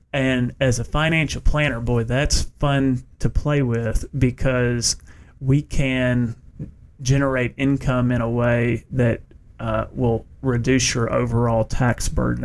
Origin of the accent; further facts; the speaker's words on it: United States; now in Knoxville, United States; where I grew up in Bowling Green, Kentucky